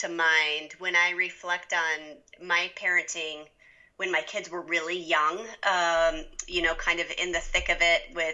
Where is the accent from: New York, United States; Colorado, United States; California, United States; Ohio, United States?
Colorado, United States; Denver; now in Steamboat Springs, United States; I'm a Colorado native. There aren't many of us, but I was born in Denver